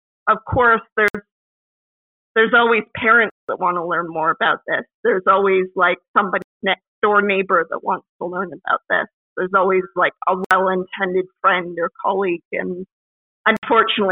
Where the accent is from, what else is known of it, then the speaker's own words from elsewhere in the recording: Canada; me as a Canadian woman of my generation